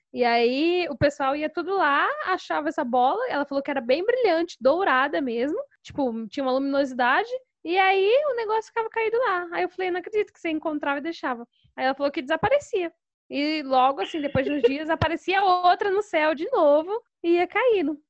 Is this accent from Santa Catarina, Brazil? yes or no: no; Fartura, São Paulo, Brazil; accent: interior paulista (Fartura); also born or lived in Santo André, São Paulo; Eu sou, na verdade, eu sou de Santo André, na região metropolitana de São Paulo. Mas eu moro aqui no interior, né, em Fartura, desde os meus 12 anos, então praticamente como se eu fosse daqui já, né? Já peguei todos os costumes, o sotaque, então eu sou farturense também.